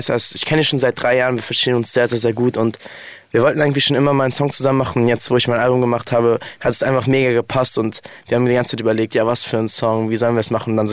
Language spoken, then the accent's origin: German; Offenburg, Baden-Württemberg, Germany; Weil Offenburg ist einfach so meine Heimat, da sind meine Freunde, meine Familie, alles einfach.